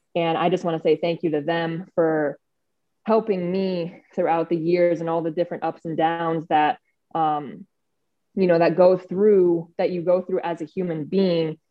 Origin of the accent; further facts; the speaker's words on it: Phoenix, Arizona, United States; moved away as an adult; now in Los Angeles, United States; growing up in Phoenix